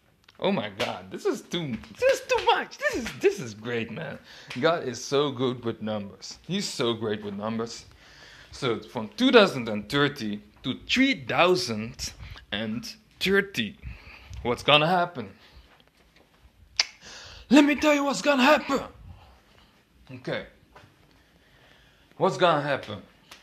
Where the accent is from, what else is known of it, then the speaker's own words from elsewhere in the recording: DR Congo; And personally, I'm from the Congo. So, for me, it's true. I mean, you cannot evade your own prophecies. Come on, man. I'm from the Congo. I know it's true.